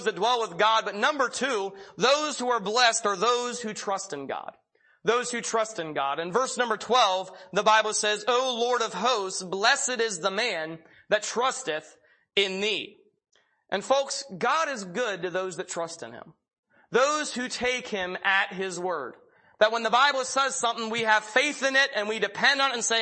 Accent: Pennsylvania, United States; When I was young, I'm from Pennsylvania, and my best friend lived about a mile down the road

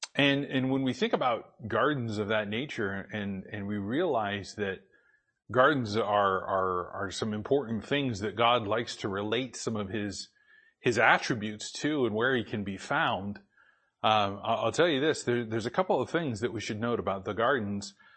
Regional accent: Boise, Idaho, United States; moved away; also born or lived in Spokane / Portland; I grew up in Boise.

